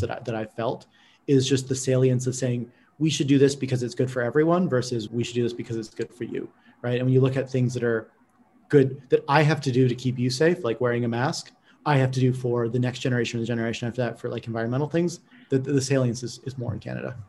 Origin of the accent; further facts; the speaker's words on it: California, United States; as a Californian